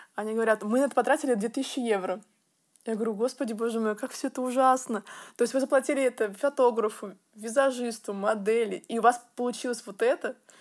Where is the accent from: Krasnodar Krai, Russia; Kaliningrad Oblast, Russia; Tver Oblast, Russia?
Tver Oblast, Russia; Tver; moved away; маникюрный салон в моем родном городе в России Тверь.